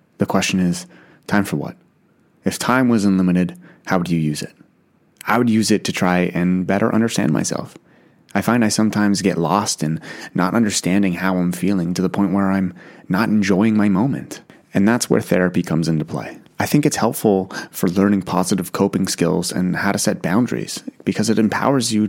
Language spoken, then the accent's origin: English; Ottawa, Ontario, Canada; the Ottawa one was always close to my heart because it's my hometown.